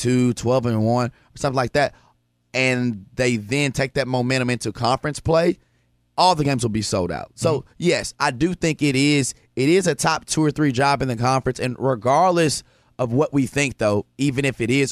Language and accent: English; Jonesboro, Arkansas, United States; I'm from Jonesboro